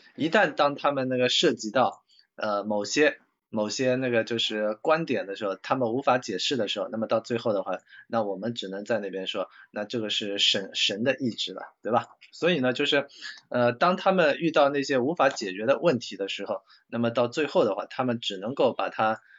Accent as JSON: {"language": "Chinese", "country": "China", "said": "我们中国人那个形容这这种类型的人的话，在全国各地的话都有不同的那些那个话语"}